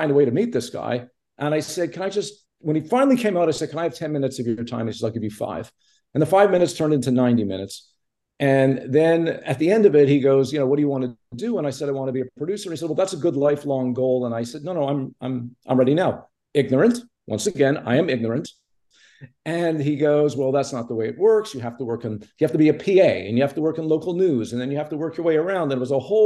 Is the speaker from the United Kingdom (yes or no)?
no; Montreal, Quebec, Canada; moved away; also born or lived in Toronto; I grew up in Montreal